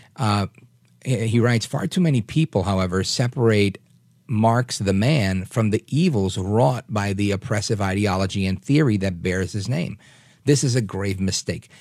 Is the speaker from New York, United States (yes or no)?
yes; New York City, New York, United States; I grew up in New York.